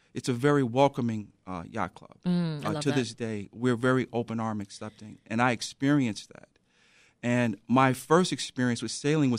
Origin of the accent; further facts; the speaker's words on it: Chicago, Illinois, United States; So, as a child, I grew up in the South Shore area.